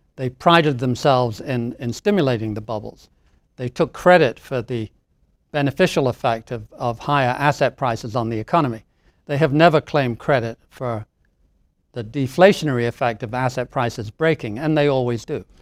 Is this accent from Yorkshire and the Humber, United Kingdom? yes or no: yes; Doncaster, Yorkshire and the Humber, United Kingdom; moved away as an adult; also born or lived in Hertfordshire; now in Boston, United States; the family moved up to stay with our grandparents in the north of England in a coal mining town called Doncaster